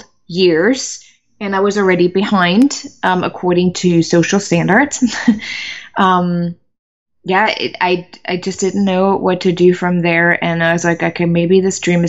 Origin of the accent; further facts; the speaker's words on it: Germany; English is a second language; moved away as an adult; also born or lived in United States; I'm originally from Germany, so English wasn't my favorite language at all.